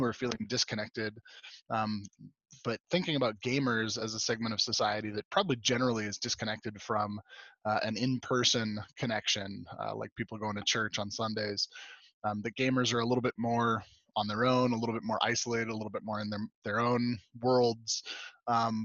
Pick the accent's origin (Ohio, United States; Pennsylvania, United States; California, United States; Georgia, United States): California, United States; Southern; moved away as an adult; now in Meeker, United States; I'm originally from Southern California. Grew up, born and raised there